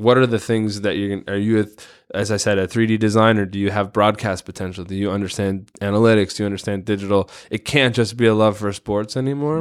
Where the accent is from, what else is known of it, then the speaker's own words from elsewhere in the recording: Chicago, Illinois, United States; now in Portland, United States; I grew up in Chicago in the nineties in the Jordan era